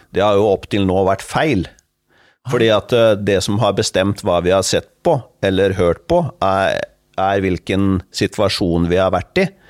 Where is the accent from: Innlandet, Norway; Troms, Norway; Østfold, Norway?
Østfold, Norway; Fredrikstad; min hjemby Fredrikstad.